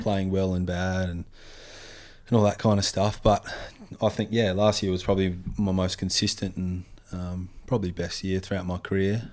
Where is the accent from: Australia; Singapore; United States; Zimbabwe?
Australia; Western Australia; used to surf a fair bit, uh, growing up in Western Australia